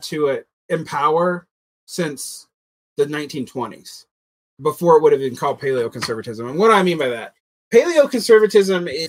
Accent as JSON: {"language": "English", "region": "Georgia", "country": "United States", "tie": "born or raised there", "said": "growing up in Georgia"}